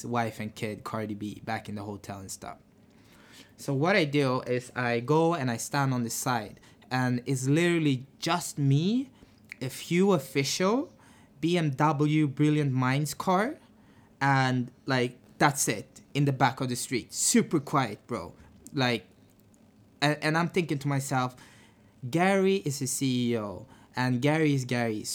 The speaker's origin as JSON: {"language": "English", "country": "Sweden", "tie": "born or raised there", "also_born_or_lived": "Barbados", "said": "I'm half Finnish, half Beidan. I was born in Sweden. I was raised in between Sweden and Barbados"}